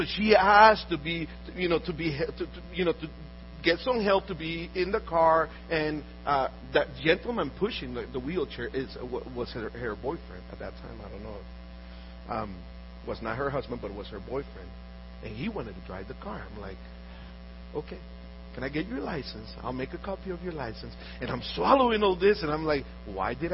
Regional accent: Honduras; moved away; I'm from Honduras. I was born in Honduras.

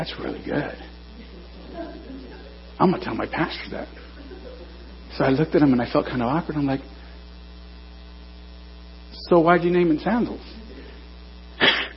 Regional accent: Norwalk, California, United States; I'm from Norwalk

